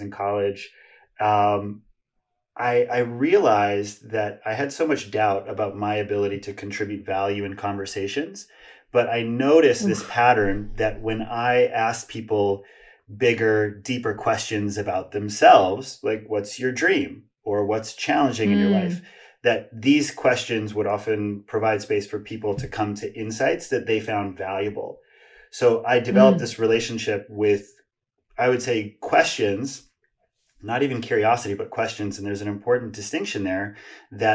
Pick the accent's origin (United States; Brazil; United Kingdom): United States; Hawaii; I grew up in Hawaii and had a lot of difficulty making friends and fitting